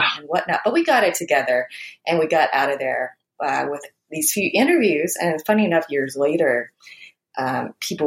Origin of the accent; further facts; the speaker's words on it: Charlotte Hall / Port Tobacco, Southern Maryland, United States; moved away; also born or lived in Vietnam / North Carolina / London, United Kingdom / New York City; just up the road from where I grew up in Charleston